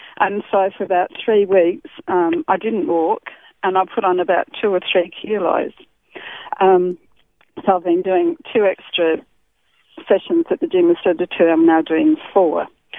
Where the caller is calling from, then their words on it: Laura, South Australia, Australia; Laura, Steinhut area.